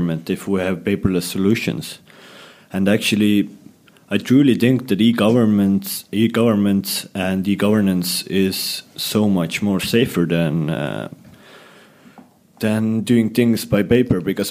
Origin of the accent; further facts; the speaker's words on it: Estonia; I come from Estonia